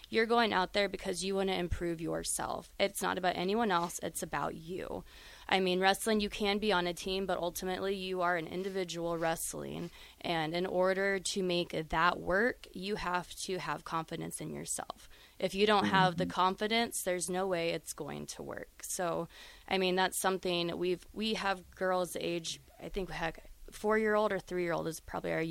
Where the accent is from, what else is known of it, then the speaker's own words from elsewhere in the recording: Chadron, Nebraska, United States; I'm from Chadron